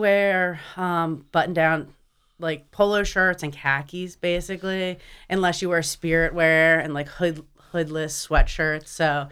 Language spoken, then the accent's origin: English; Wilmington, Delaware, United States; also born or lived in Newport, Delaware; I'm from here, born and raised in Delaware, um, Wilmington General